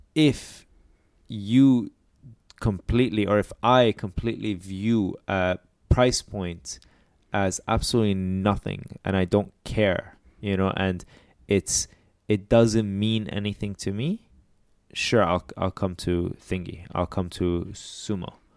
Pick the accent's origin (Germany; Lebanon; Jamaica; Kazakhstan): Lebanon; I'm Lebanese.